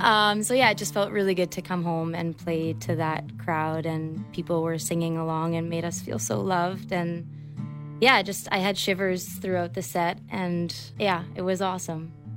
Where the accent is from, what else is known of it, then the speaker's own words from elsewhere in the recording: Victoria, British Columbia, Canada; also born or lived in Halifax, Nova Scotia; they moved us out here, our, our family of five, out here when uh, my siblings and I were kids. So I grew up in Victoria.